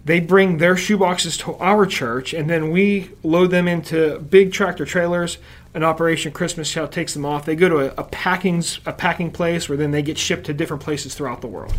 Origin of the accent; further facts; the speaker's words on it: Uniontown, Pennsylvania, United States; now in Butler, United States; not originally from Butler, but I'm from Uniontown, Pennsylvania originally